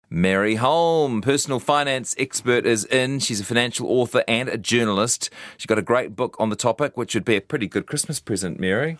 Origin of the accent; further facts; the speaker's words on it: Hamilton, Waikato, New Zealand; also born or lived in Wellington; now in Auckland, New Zealand; I'm not from Auckland. I'm a Hamiltonian, spent a bit of time in Wellington